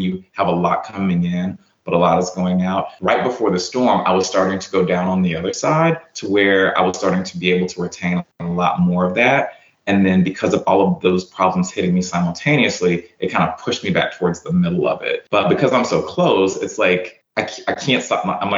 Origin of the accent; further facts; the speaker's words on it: Yazoo City, Mississippi, United States; also born or lived in Phoenix, Arizona; It's because I was born in Phoenix, Arizona, because my mom went there with my dad for college. And that's where I was born. Well, they divorced. She ended up, when I was about 5, coming to Yazoo City, Mississippi.